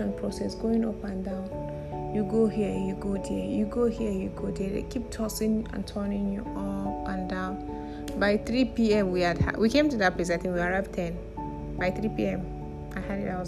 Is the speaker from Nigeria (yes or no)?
yes; Kogi, Nigeria; I'm from Kogi State